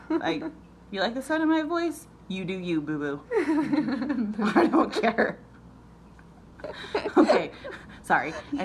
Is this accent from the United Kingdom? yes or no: yes; Bristol, South West England, United Kingdom; moved away; I was from Bristol.